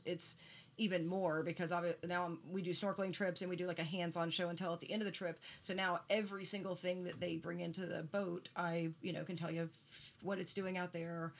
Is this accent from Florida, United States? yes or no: yes; Crestview, Florida, United States; also born or lived in Port St. Joe, Florida; I'm from Crestview originally, lucky enough, though, to have spent every single summer of mine growing up in Port St. Joe. Mm-hmm. I was raised by my grandparents, and they were retired.